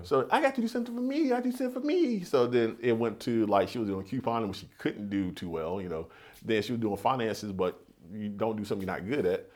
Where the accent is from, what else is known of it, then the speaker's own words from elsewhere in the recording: Kannapolis, North Carolina, United States; growing up in Kannapolis, which was predominantly white